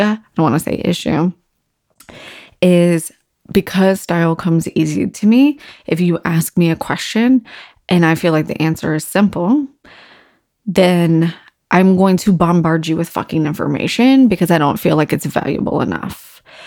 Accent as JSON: {"language": "English", "town": "Virginia Beach", "region": "Virginia", "country": "United States", "tie": "born or raised there", "said": "growing up in Virginia Beach being on the water"}